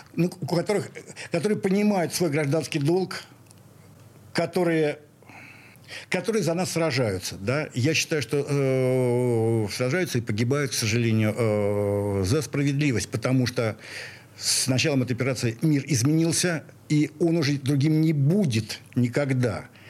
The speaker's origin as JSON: {"language": "Russian", "region": "Saint Petersburg", "country": "Russia", "also_born_or_lived": "Moscow", "said": "я в такой питерец"}